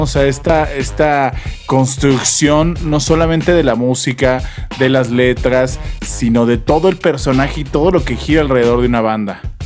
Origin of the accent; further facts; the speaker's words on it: Mexico; lo que somos como mexicanos